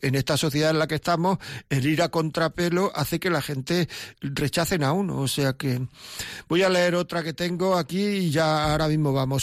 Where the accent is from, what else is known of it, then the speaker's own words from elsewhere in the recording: Granada, Andalusia, Spain; Yo soy de Granada